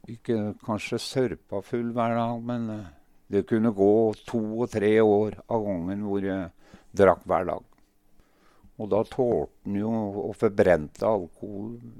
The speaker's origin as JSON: {"language": "Norwegian", "town": "Ringsaker", "region": "Innlandet", "country": "Norway", "tie": "born or raised there", "also_born_or_lived": "Sortland, Nordland", "said": "Jeg er født på Sortland, men har vokst opp på Hedmarken, kan du si. Ringsaker"}